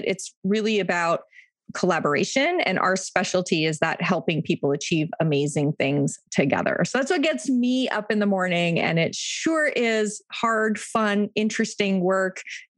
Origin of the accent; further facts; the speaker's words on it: Toronto, Ontario, Canada; I live in Toronto and have lived in Toronto or very close to Toronto my whole life.